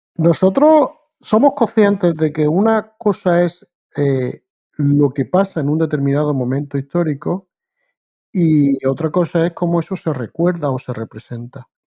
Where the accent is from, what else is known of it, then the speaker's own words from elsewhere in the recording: Spain; moved away as an adult; also born or lived in Granada; now in Canada; yo soy español de origen